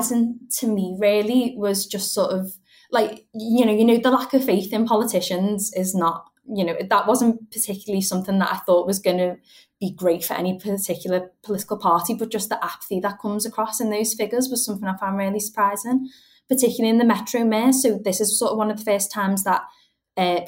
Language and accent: English; Liverpool, North West England, United Kingdom; I'm from Liverpool